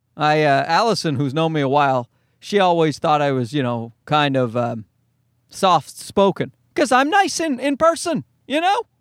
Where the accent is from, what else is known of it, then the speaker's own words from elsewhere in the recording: Newfoundland and Labrador, Canada; I'm a Newfoundlander